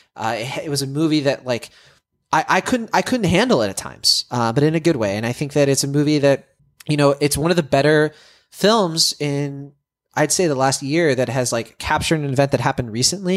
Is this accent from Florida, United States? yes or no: no; Worcester, Massachusetts, United States; I was, I was born in Worcester, Mass. Uh, you know, I'm from the Massachu-, from, from Massachusetts.